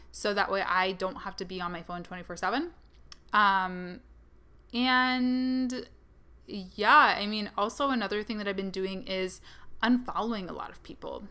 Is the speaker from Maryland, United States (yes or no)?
no; Kalamazoo, Michigan, United States; my hometown, Kalamazoo, Michigan